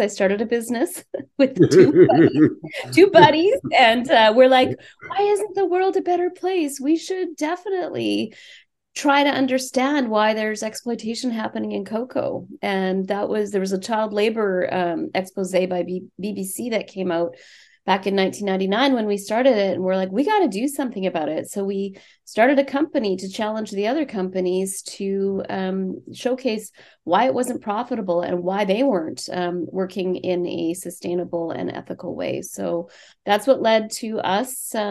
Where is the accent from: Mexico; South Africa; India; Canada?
Canada; Saskatchewan; Yeah, I'm a prairie girl. I come from Saskatchewan